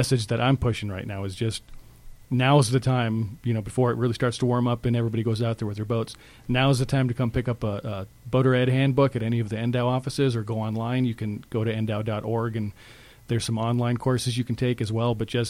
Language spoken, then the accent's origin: English; California, United States; No, yeah, I'm a transplant from Southern California, and I didn't think about it.